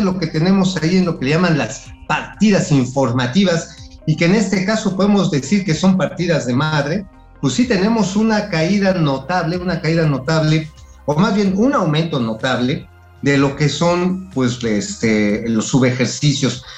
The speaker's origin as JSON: {"language": "Spanish", "town": "Tula de Allende", "region": "Hidalgo", "country": "Mexico", "tie": "born or raised there", "said": "en la de Tula, de donde soy originario. Por cierto, ahí en mi tierra, en Tula"}